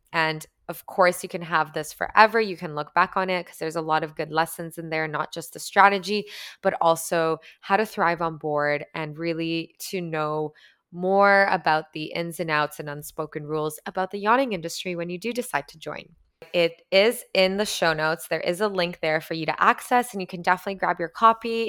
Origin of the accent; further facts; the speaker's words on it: Canada; I'm Canadian